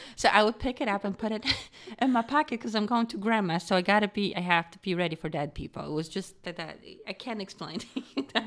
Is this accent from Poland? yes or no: yes; Poland; moved away; I grew up in Poland.